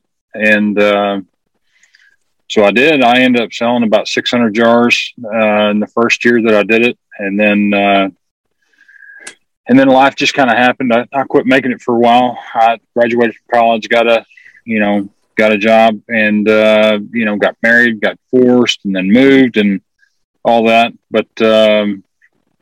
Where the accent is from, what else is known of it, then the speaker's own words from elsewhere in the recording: Lubbock, Texas, United States; So I grew up in West Texas